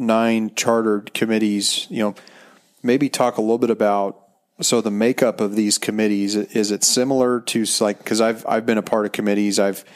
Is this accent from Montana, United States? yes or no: yes; Montana, United States; now in California, United States; I was born and raised in Montana